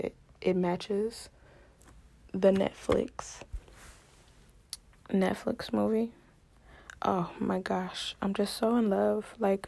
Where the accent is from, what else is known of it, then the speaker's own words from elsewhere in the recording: Houston, Texas, United States; I'm from Houston